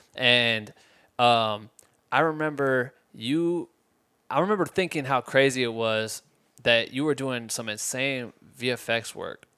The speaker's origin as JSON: {"language": "English", "region": "Iowa", "country": "United States", "moved": "yes", "lives_now": "Los Angeles, United States", "said": "I'm from Iowa"}